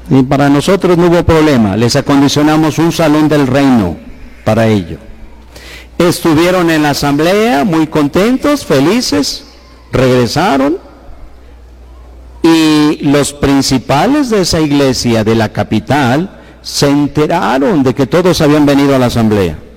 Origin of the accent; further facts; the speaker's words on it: Guanajuato, Mexico; así somos los de Guanajuato, temperamentales, y tenemos este rostro